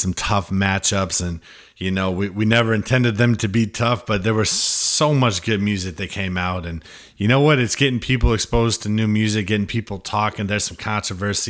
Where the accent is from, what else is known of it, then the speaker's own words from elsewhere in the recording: Midwest, United States; now in New Hampshire, United States; I grew up in the Midwest